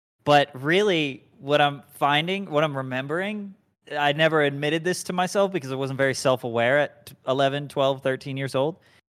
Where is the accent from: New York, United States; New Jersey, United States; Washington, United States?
New Jersey, United States; I'm from New Jersey.